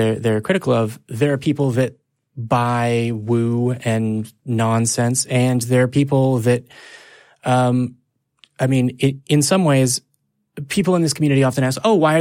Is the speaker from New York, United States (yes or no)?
no; Texas, United States; I'm from Texas